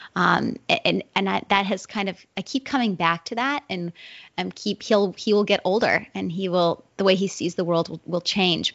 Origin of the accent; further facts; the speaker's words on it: Wilton, New Hampshire, United States; moved away as an adult; I moved back to my hometown, which is Wilton, New Hampshire.